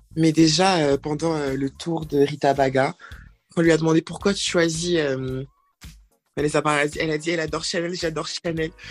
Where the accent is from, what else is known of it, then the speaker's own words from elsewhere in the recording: Côte d’Ivoire; moved away; j'ai grandi, bien grandi en Côte d'Ivoire